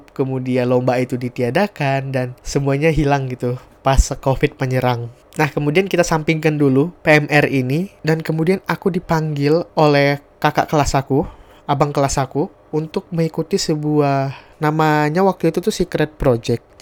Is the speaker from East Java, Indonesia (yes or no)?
no; Sintang, West Kalimantan, Indonesia; Jadi TV Senentang ini adalah TV yang ada di daerah aku di kota Sintang.